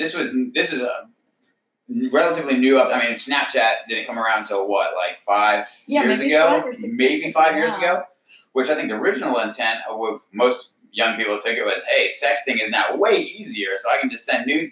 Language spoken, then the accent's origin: English; Connecticut, United States; born there; I am not from Texas. I was actually born in Connecticut originally, and my family kind of moved around.